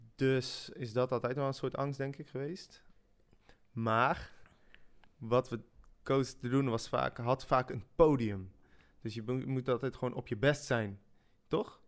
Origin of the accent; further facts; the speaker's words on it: Netherlands; first language French; Dutch is a second language; also born or lived in Switzerland; ik ben in Zwitserland geboren en kwam op mijn zesde, toen werd ik net zeven, eh, in Nederland